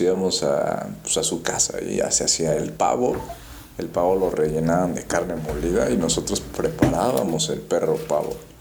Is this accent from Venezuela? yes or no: no; Mexico; nuestra identidad, ¿no? Como mexicanos